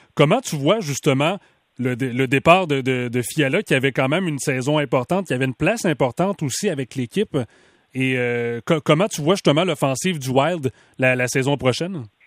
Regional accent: Mauricie, Quebec, Canada; ma région natale, la Mauricie

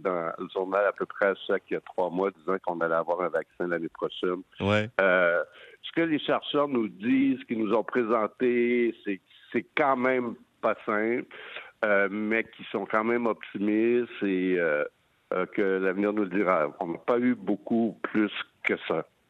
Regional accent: Montreal, Quebec, Canada; chez nous à Montréal

